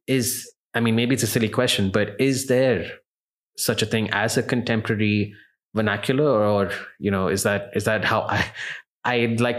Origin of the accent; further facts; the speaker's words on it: Sharjah, United Arab Emirates; I remember as a child growing up in Sharjah